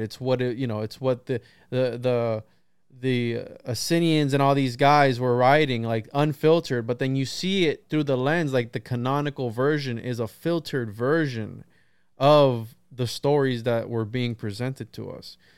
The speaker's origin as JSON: {"language": "English", "region": "Central Florida", "country": "United States", "said": "I'm from Florida, Central Florida."}